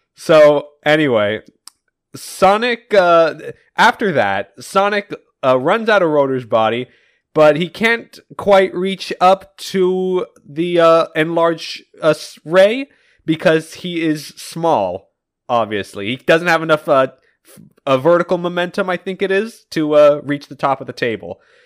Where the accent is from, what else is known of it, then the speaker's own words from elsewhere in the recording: United States; I am an American